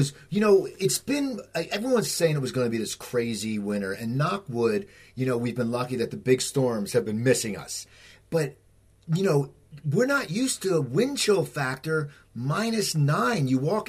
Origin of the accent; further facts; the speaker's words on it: Pennsylvania, United States; Like, I grew up near Philadelphia, so in the 80s, our sound was the … and the … and you know, ….